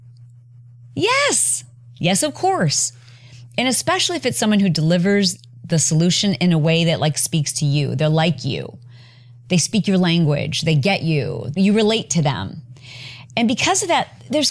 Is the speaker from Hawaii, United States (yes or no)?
no; Michigan, United States; now in California, United States; I'm a Midwestern girl. I'm from Michigan